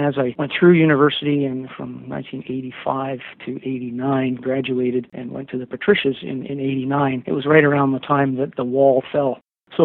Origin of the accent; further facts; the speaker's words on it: Ottawa, Ontario, Canada; My mother was a nurse. I grew up in Ottawa during the time of the October crisis, the FLQ crisis.